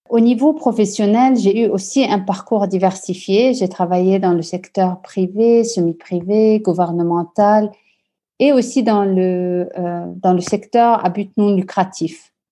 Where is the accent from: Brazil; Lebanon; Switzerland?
Lebanon; also born or lived in France / Australia / Dubai / Vancouver; je suis originaire du Liban et j'ai un peu d'italien en moi du côté de ma mère.